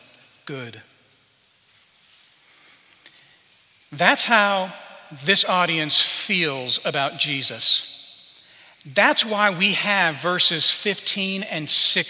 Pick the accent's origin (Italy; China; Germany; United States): United States; Albuquerque, New Mexico; moved away; Some of you know that I grew up in Albuquerque, New Mexico. Well, part of my life was in Albuquerque, New Mexico